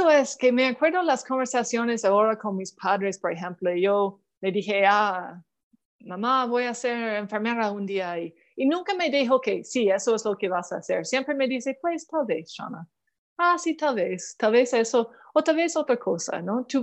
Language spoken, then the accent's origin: Spanish; Canada; en mi pueblo, solo en un solo idioma y entonces Ottawa, la capital de Canadá, ah, estaba muy lejos de, mi pueblo.